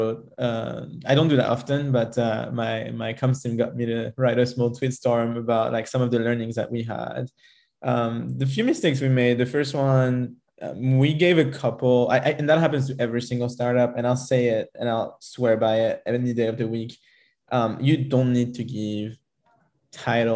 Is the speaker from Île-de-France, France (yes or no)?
yes; Paris, Île-de-France, France; moved away; also born or lived in Israel / United States / United Kingdom / Spain; I'm originally from France. I grew up in Paris and then kind of moved all around the globe